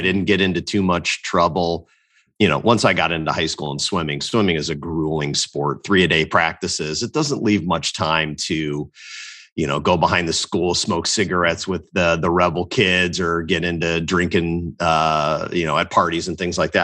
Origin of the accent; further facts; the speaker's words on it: Northwest Indiana, United States; born and raised in Northwest Indiana, about a half hour south of Chicago.